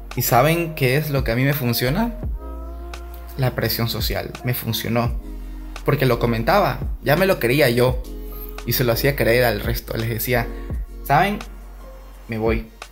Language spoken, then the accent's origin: Spanish; Guayaquil, Guayas, Ecuador; moved away as an adult; now in Germany; Yo nací en Guayaquil en el 93 y bueno, pues fui a la escuela, al colegio